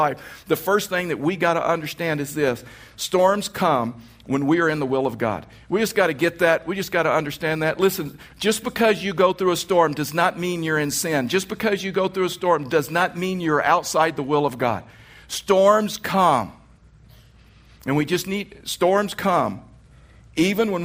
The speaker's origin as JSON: {"language": "English", "region": "Texas", "country": "United States", "tie": "born or raised there", "moved": "yes", "said": "I was raised in Texas"}